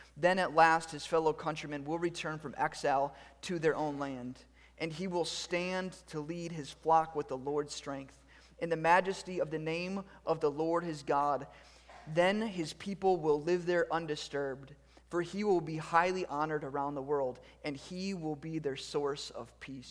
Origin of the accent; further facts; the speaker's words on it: United States; as a male and as American